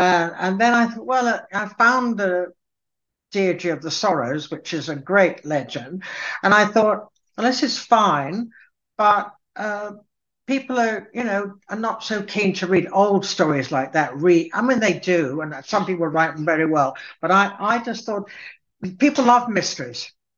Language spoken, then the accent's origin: English; Cambridge, East of England, United Kingdom; born there; Well, I was born in Cambridge, and both my parents were Scottish from the Lowlands. And we moved around quite a lot. So I was educated in England